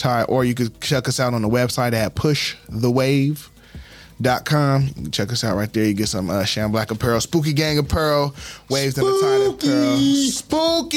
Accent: San Diego, California, United States; also born or lived in Fort Carson, Colorado / Fort Campbell, Kentucky; I'm a black man, I'm a San Diegan. I'm saying, I'm a Californian

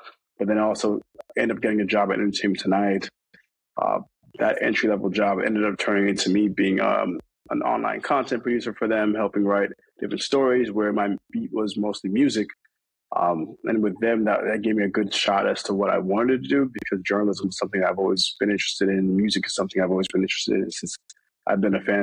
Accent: New York, United States; I'm Jamaican. I grew up I'm from New York

